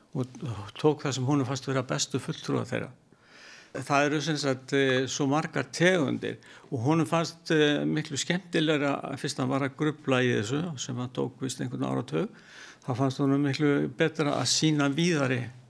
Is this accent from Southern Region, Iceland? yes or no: yes; Vestmannaeyjar, Southern Region, Iceland; Ég er ættar úr Vestmanni